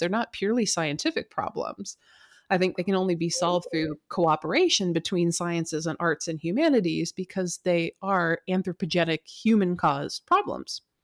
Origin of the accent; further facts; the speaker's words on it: United States; also born or lived in California / Puget Sound, Washington; I grew up on the West Coast in California and here in Puget Sound near Seattle